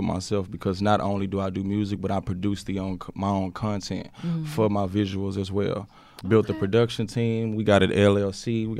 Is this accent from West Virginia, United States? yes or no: no; Houston, Texas, United States; I was born and raised in Houston.